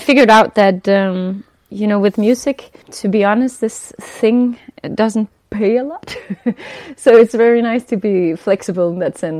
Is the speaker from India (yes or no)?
no; Denmark; I grew up in Denmark